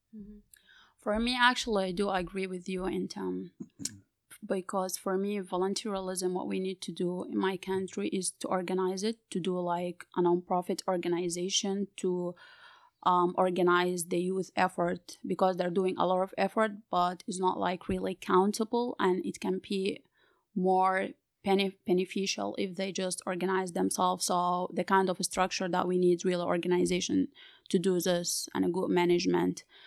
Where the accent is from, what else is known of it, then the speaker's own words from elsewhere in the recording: Sudan; from Sudan